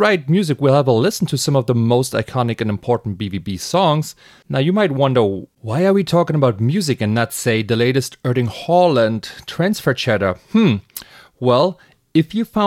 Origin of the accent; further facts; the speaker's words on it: Berlin, Germany; now in Brooklyn, United States; I'm a Berlin transplant living in Brooklyn